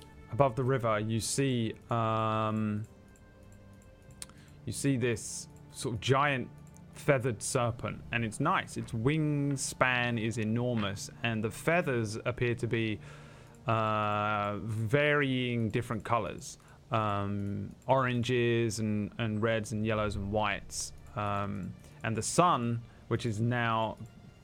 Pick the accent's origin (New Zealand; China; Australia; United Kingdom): United Kingdom; England; I'm English.